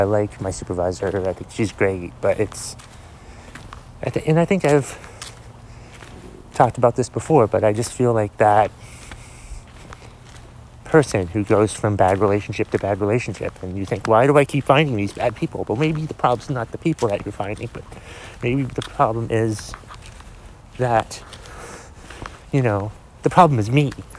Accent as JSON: {"language": "English", "town": "Boston", "region": "Massachusetts", "country": "United States", "tie": "born there", "said": "I was born in Boston, but I've never had a Boston accent."}